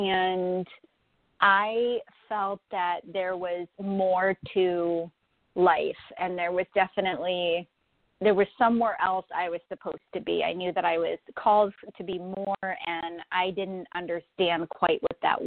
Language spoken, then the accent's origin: English; Florida, United States; now in Buffalo, United States; I'm actually in Buffalo, New York. I was born in Florida, actually, and moved north to Buffalo